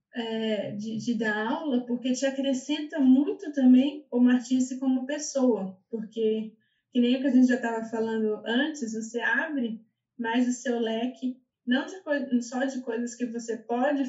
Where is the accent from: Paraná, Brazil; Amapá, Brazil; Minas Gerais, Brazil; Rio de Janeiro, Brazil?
Minas Gerais, Brazil; moved away as an adult; also born or lived in São Paulo, Brazil / Berlin, Germany; now in Germany; Eu sou de Minas